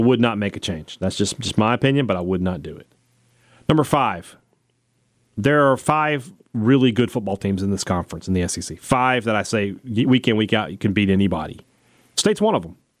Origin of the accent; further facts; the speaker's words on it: United States; I'm an American citizen.